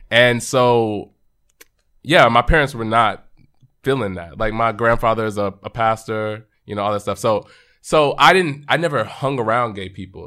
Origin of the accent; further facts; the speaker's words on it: Arlington, Texas, United States; we grew up in Arlington, Texas, so right outside of Dallas